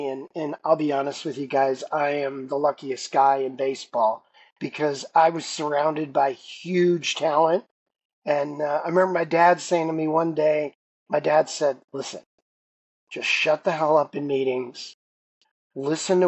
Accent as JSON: {"language": "English", "town": "Chicago", "region": "Illinois", "country": "United States", "tie": "born or raised there", "also_born_or_lived": "Los Angeles / Seattle / Toronto", "moved": "as an adult", "said": "I had two teams in my hometown. And as a result, I grew up in a neighborhood with 100 kids on my block."}